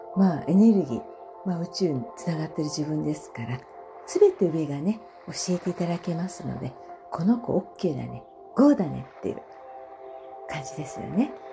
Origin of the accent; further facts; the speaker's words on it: Sagamihara, Kanagawa, Japan; 地元相模原なので